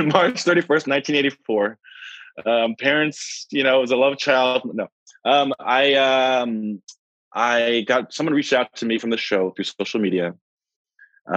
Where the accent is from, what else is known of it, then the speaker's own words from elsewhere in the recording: New York, United States; I am from New York, and I am a physician